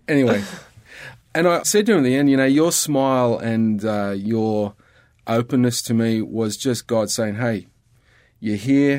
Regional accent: Australia

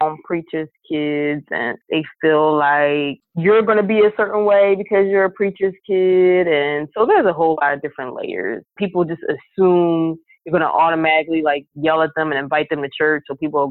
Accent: Philadelphia, Pennsylvania, United States; woman born and raised in North Philadelphia

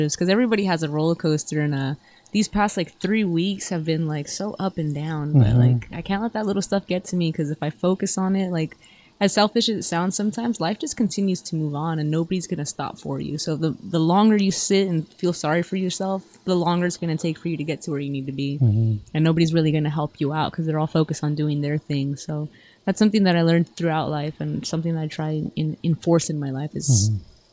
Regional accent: Los Angeles, California, United States; growing up in the San Fernando Valley

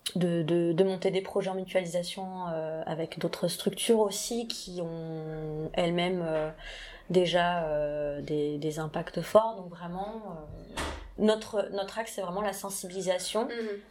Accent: Toulouse, Occitania, France; je suis toulousaine

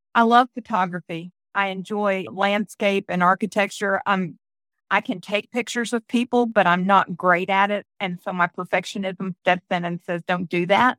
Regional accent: Florida, United States; moved away as an adult; also born or lived in Leesburg, Florida; now in Tennessee, United States; I was born and raised in Florida. I was born in Leesburg and then raised all over the rest of the state

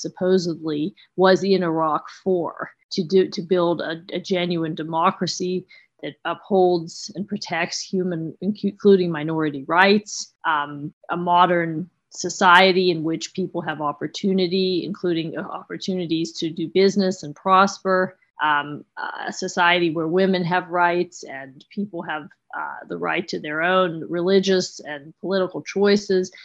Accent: United States; as an American

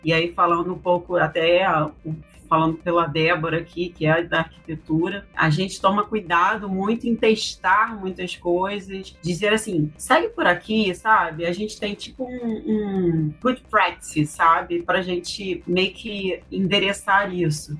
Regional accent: Brazil; como brasileiros que somos

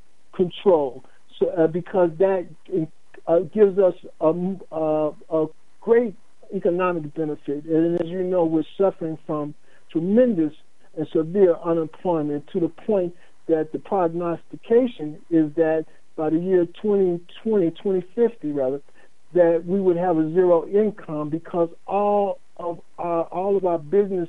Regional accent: Chicago, Illinois, United States; I'm from Chicago

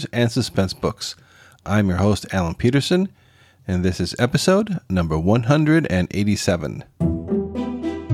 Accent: Costa Rica; my home country of Costa Rica

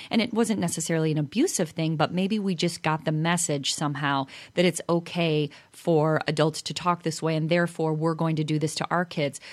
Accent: Chicago, Illinois, United States; being from Chicago, I think I don't have an accent

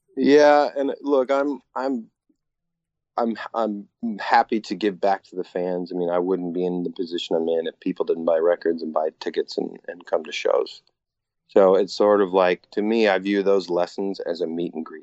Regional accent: Bellingham, Washington, United States; also born or lived in Seattle; I grew up in Bellingham, Washington, tiny little town, about 100 miles north of Seattle

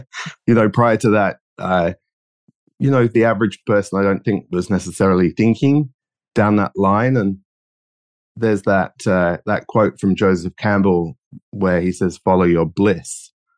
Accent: London, United Kingdom; accent: geographically confused; moved away as an adult; now in Australia; I grew up in London, and now I live in Australia. As you can probably tell by my geographically confused accent.

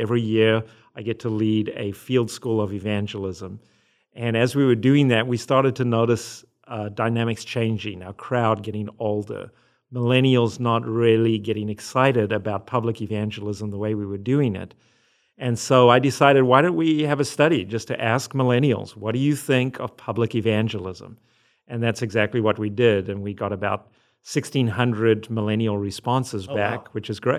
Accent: Zimbabwe; also born or lived in South Africa; now in United States; If you hear an accent, it's because I'm from Zimbabwe and South Africa, and then I married an American

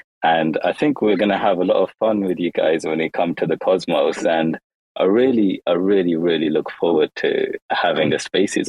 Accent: London, United Kingdom; born there; moved away; also born or lived in Kashmir; I was actually born in London. I was born in the UK, but then I moved abroad to Asia, and I moved to Kashmir.

